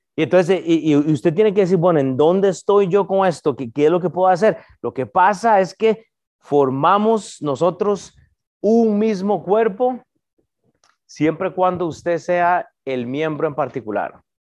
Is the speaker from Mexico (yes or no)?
no; Costa Rica; moved away; yo soy de Costa Rica